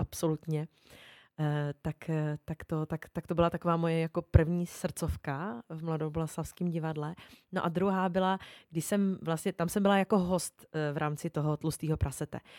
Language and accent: Czech; Olomouc, Olomouc Region, Czechia; já jsem z Olomouce, to je moje rodné město